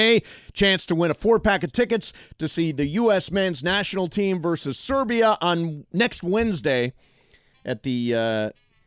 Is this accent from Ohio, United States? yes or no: yes; Ohio, United States; moved away; the whole time I was growing up in Ohio